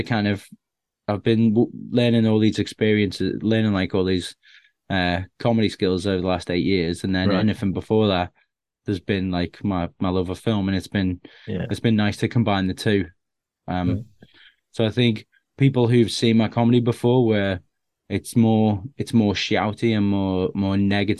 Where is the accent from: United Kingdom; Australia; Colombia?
United Kingdom; Bootle, North West England; growing up in Bootle in Liverpool, which is like there's a lot of gangs there, and I was more of a shut-in kid who was just watching films all the time